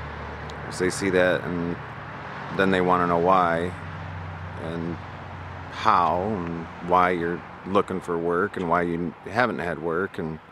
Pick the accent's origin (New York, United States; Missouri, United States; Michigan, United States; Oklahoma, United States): Michigan, United States; Midland; moved away as an adult; I come from Midland, Michigan, a wealthy town where Dow Chemical is